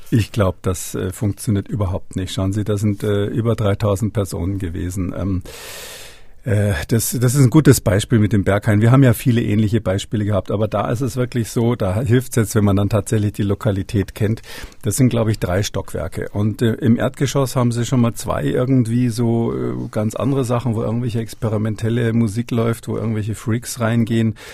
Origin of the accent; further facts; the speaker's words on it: Berlin, Germany; Also als Berliner kommt man da nicht ganz drum rum.